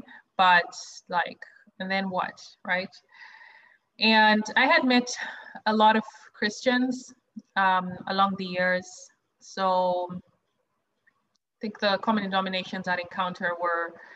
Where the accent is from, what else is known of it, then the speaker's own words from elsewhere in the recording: Zimbabwe; moved away as an adult; also born or lived in South Africa; now in New York, United States; I grew up in Zimbabwe, which is where I'm originally from.